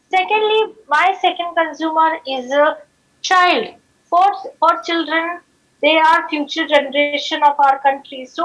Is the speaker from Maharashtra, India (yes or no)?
yes; Nagpur, Maharashtra, India; also born or lived in Ahmedabad; I started a company called as Dream Decoration in my hometown, Nagpur.